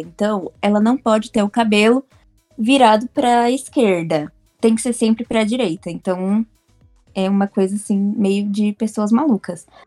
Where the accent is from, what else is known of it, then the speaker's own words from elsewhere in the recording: São Paulo, Brazil; sou aqui de São Paulo